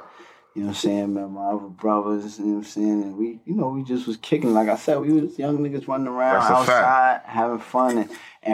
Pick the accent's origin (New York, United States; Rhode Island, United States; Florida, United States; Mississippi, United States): New York, United States; New York City; I'm from the town